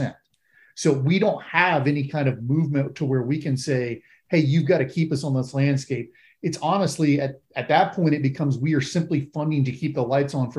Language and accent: English; Florida, United States; I am from Florida.